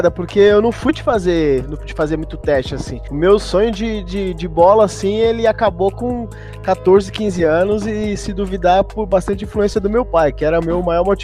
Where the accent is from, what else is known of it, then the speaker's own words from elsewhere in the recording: São Paulo, Brazil; Eu, pô, sou, sou cria de São Mateus, né? Do Conquista.